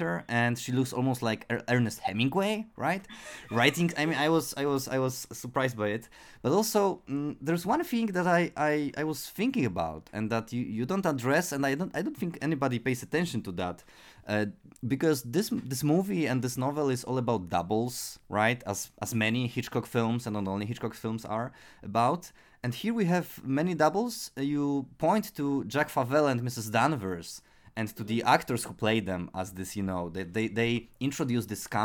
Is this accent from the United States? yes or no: no; Poland; English is a second language; for me as a Polish listener